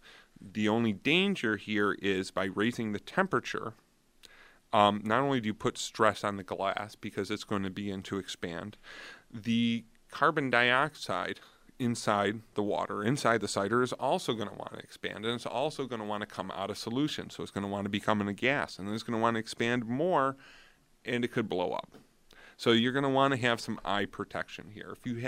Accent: New York, United States; I'm from Niagara County, so I usually end up doing Cherry Bank and Blackman Farms.

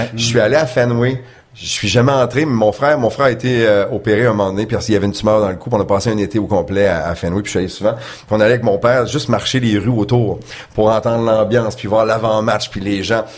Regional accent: Quebec City, Quebec, Canada; also born or lived in Chicoutimi, Saguenay; j'ai grandi à Québec, natif du Saguenay, mais j'ai grandi à Québec

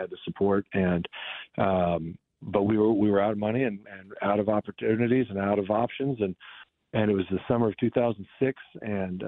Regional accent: Kansas City, Missouri, United States; growing up in Kansas City

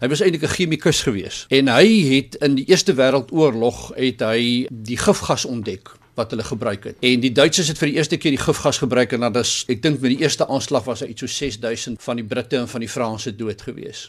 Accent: South Africa; ons as Suid-Afrikaners hier in die suidpunt van Afrika

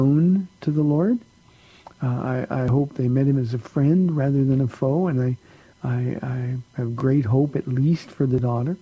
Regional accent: Southern California, United States; I grew up in Southern California.

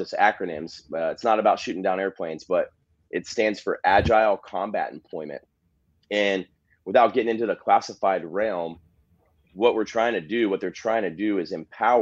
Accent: Topeka, Kansas, United States; moved away as an adult; now in Miami, United States; in Kansas, in Topeka, my hometown. And I worked with a buddy that I went to high school

